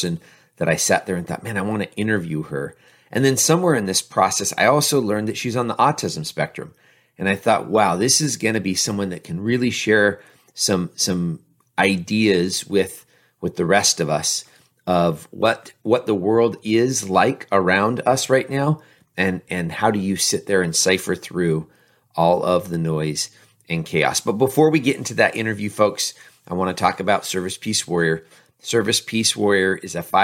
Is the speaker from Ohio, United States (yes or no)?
no; Tri-Cities, Washington, United States; the same area where I grew up here in the Tri-Cities